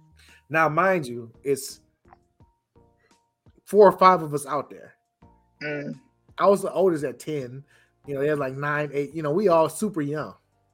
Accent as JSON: {"language": "English", "town": "North Chicago", "region": "Illinois", "country": "United States", "said": "I'm from North Chicago, Illinois, which is right next to Waukegan."}